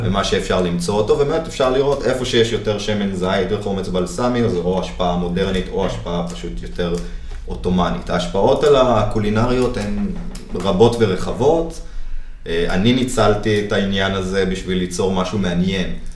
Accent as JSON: {"language": "Hebrew", "town": "Jerusalem", "region": "Jerusalem District", "country": "Israel", "tie": "born or raised there", "said": "ואני גדלתי במטבח של סבתא שלי בירושלים"}